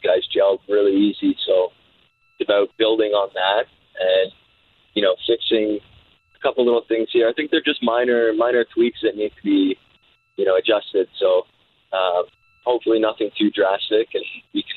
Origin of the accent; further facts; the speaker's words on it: England, United Kingdom; being English and coming from an English background